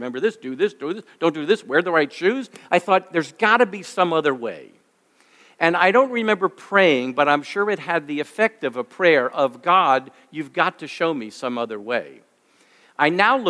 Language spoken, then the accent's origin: English; New York, United States; moved away; I'm originally from New York, as Rob mentioned, and I grew up in a Jewish home.